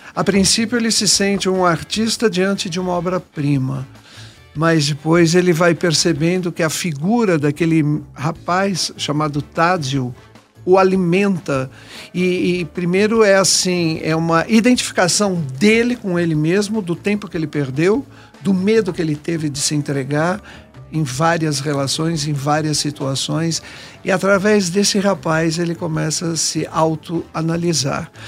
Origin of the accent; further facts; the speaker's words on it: Brazil; moved away; Eu me senti muito mais brasileiro